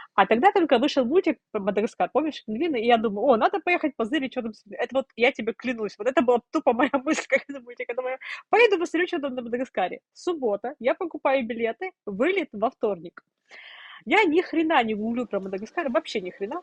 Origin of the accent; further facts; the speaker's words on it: Sevastopol, Ukraine; moved away as an adult; Я росла в Севастополе, я 22 года прожила в Севастополе